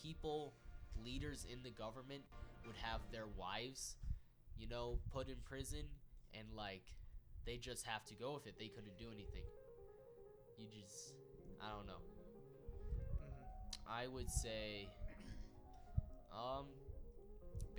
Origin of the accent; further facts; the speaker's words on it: United States; I'm an American